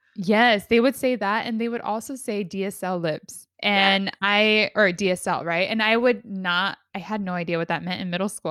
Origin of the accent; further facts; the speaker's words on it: San Diego, California, United States; We're both from San Diego